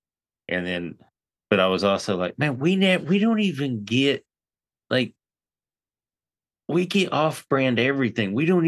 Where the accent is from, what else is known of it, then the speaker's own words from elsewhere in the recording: Crossville, Tennessee, United States; You drove through my hometown.